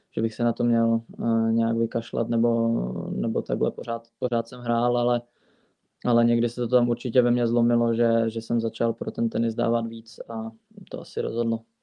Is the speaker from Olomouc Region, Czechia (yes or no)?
no; Fulnek, Moravian-Silesian Region, Czechia; ve Fulneku, eh, vlastně v mém rodném městě nebo ve městě, kde jsem vyrůstal od malička